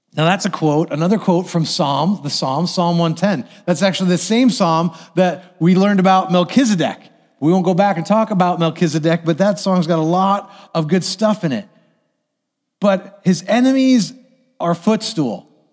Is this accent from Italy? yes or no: no; United States; as American citizens